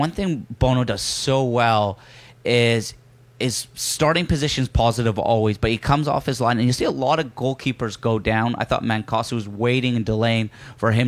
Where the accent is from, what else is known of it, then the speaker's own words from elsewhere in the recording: Yorkshire and the Humber, United Kingdom; accent: broken Yorkshire; my broken Yorkshire accent